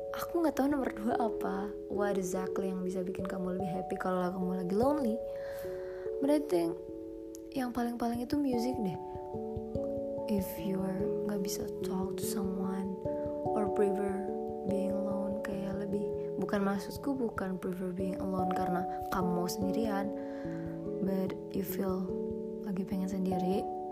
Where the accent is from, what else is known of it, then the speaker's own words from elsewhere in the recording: Indonesia; aku anak Cibubur